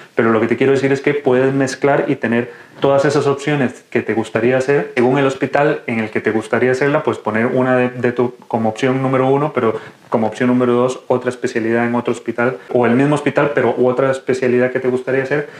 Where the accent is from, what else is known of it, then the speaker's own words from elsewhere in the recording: Costa Rica; moved away as an adult; now in Spain; soy médico de Costa Rica, actualmente residente de quinto año de urología aquí en España